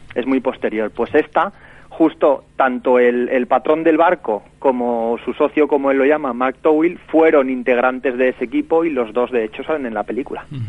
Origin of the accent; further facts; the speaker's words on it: Valencia, Valencian Community, Spain; aquí en mi ciudad, en Valencia